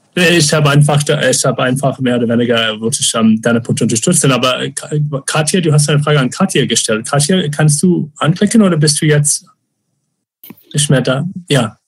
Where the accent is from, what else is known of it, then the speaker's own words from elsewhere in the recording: Phoenix, Arizona, United States; German is a second language; now in Germany; ich bin in Phoenix aufgewachsen, wo es auch kaum öffentliche Räume gibt